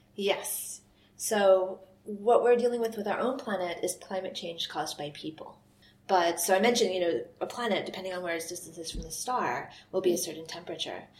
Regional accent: United States; moved away as an adult; now in Scotland, United Kingdom; I'm from the US

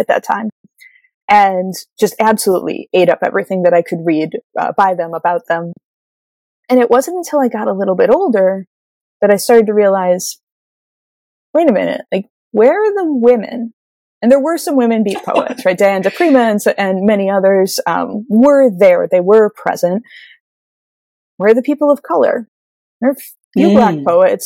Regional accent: Midwest, United States; I am a white woman from the Midwest of America

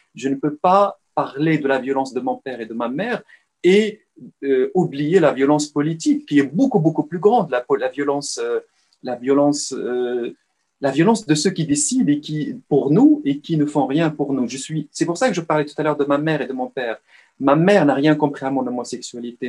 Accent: Salé, Rabat-Salé-Kénitra, Morocco; moved away; je suis né à Rabat en soixante-treize, mais j'ai dé-, passé la, l'essentiel de ma vie marocaine à Salé

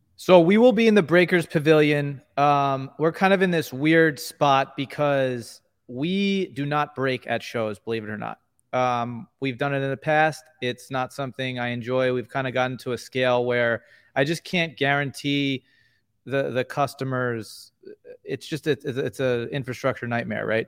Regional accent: New York, United States; We're both from New York

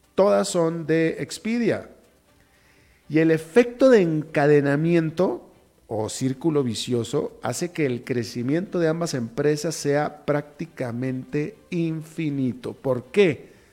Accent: Mexico; yo sí soy mexicano

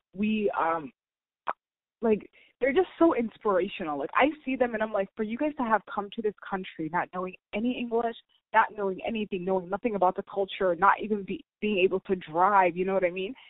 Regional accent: United States; I was born and raised here in America

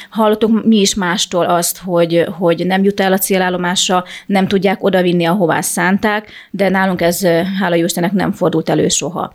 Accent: Chop, Zakarpattia Oblast, Ukraine; én kárpátai magyar vagyok, én csak csapon születtem

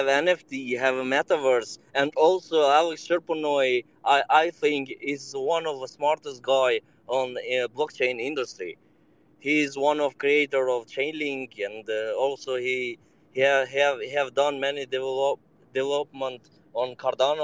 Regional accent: Serbia; I joined you from Serbia, so I am from Balkan

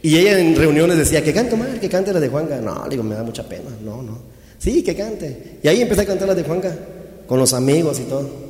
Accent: Chiapas, Mexico; Yo soy de Chiapas, originario de Chiapas.

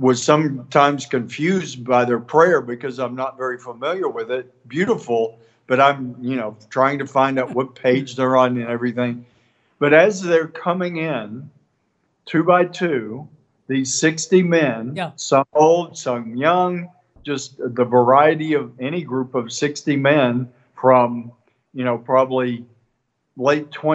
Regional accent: East Texas, United States; from East Texas

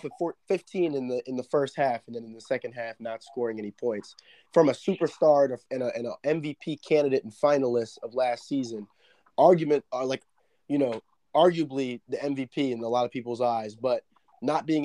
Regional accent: Philadelphia, Pennsylvania, United States; we're both from the Philadelphia area. We support our home team in the Sixers

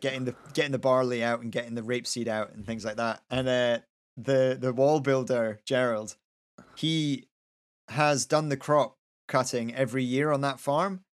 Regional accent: Kinross, Scotland, United Kingdom; I grew up in Kinross

